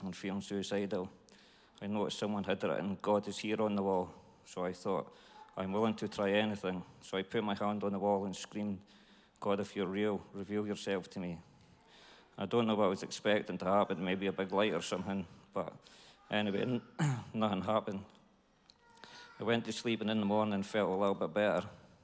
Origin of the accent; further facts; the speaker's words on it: Dundee, Scotland, United Kingdom; I'm from Dundee. I was brought up by mum and dad and had a good childhood